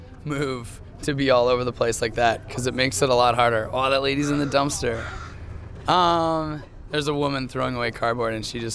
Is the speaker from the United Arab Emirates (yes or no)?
no; Toronto, Ontario, Canada; We're four guys from Toronto.